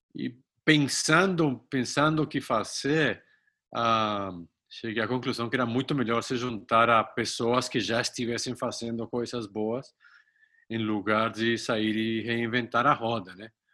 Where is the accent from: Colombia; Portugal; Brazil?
Colombia; moved away; sou colombiano